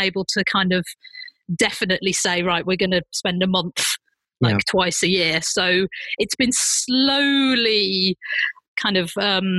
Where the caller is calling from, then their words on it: Berlin, Germany; I'm actually sat in my apartment in Berlin.